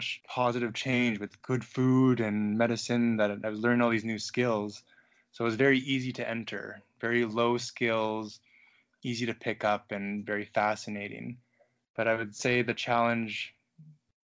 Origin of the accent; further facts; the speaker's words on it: Mississauga, Ontario, Canada; also born or lived in Guelph; I grew up in Mississauga, which is traditional territory to the New Credit First Nations